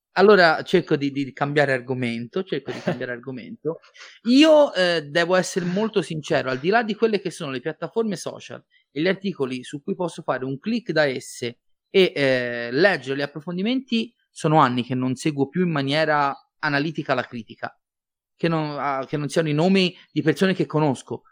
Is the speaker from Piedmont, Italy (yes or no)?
no; Livorno, Tuscany, Italy; sono livornese